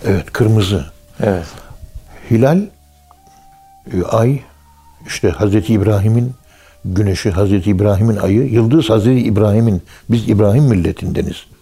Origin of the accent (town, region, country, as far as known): Turkey